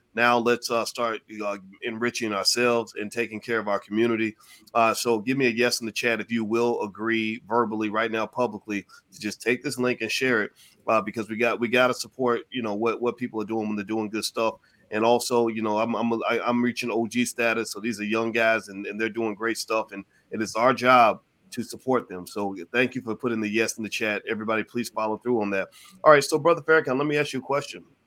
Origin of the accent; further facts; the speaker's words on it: Louisville, Kentucky, United States; moved away; also born or lived in Chicago; I'm from Louisville, Kentucky